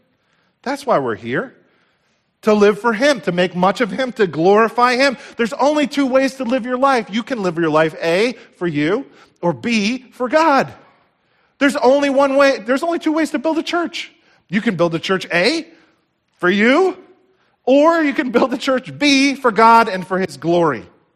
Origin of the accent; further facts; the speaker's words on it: United States; I grew up right here in Somerset County. This is home for me. My heart breaks for this area and the problems that we see.